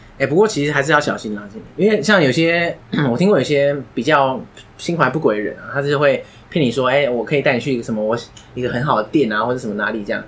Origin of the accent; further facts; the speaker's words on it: Taiwan; 身为台湾人